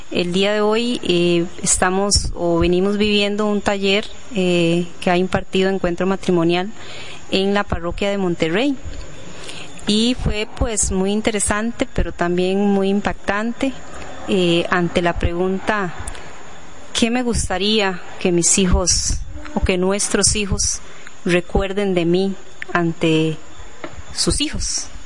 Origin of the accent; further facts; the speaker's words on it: La Fortuna, Alajuela, Costa Rica; somos eh, los …, … y …, somos de la Fortuna eh, de San Carlos.